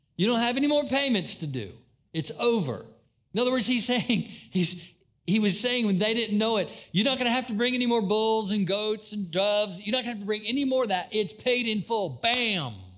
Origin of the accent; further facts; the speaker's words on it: Daytona Beach, Florida, United States; Growing up in Daytona, it was always wonderful to watch the people who came down from up north